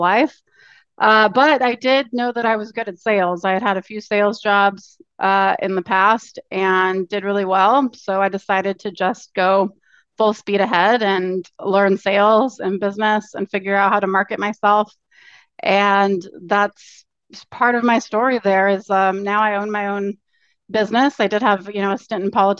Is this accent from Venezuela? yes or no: no; Orange County, California, United States; moved away as an adult; also born or lived in Santa Cruz, California / Taiwan / South Korea; now in Portland, United States; I'm actually from Orange County, California. Grew up there, but I've lived all over pretty much.